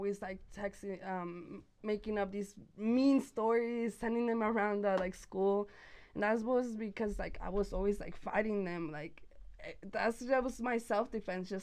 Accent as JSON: {"language": "English", "town": "Santa Fe", "region": "New Mexico", "country": "United States", "tie": "born or raised there", "also_born_or_lived": "Las Cruces, New Mexico", "said": "I was born in Las Cruces, Nuevo Mexico, and then raised here in Santa Fe pretty much my whole entire life"}